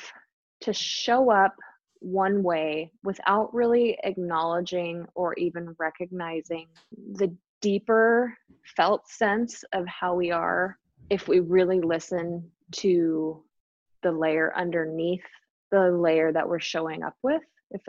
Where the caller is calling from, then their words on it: Enumclaw, Washington, United States; I am coming from Enumclaw, Washington.